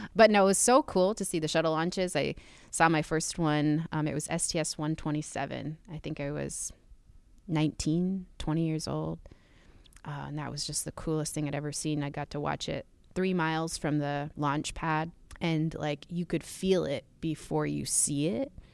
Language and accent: English; Utqiagvik, Alaska, United States; I grew up in Utkervik. Um, it's the northernmost city in the United States